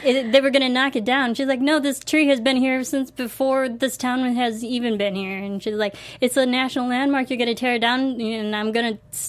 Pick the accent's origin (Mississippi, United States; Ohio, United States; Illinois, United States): Illinois, United States; now in Los Angeles, United States; I'm from Illinois. You know? So, like, I'm from the Midwest.